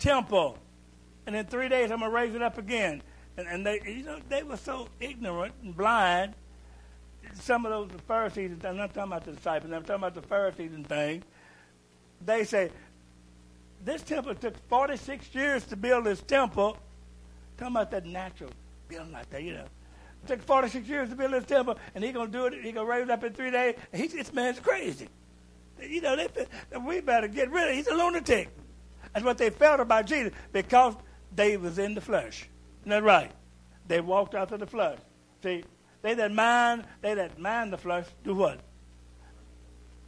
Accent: Kentucky, United States; I'm from Kentucky

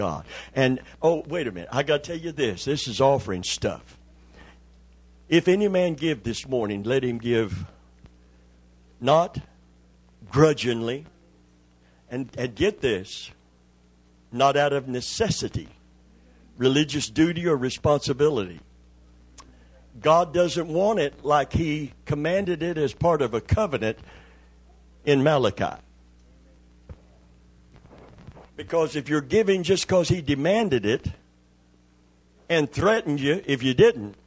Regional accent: Kentucky, United States; I'm from Kentucky

